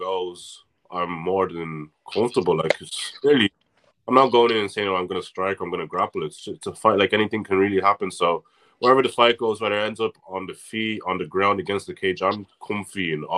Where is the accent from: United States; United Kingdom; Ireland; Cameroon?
Ireland; Navan, Leinster; I'm actually not from Dundalk. I'm from Navan.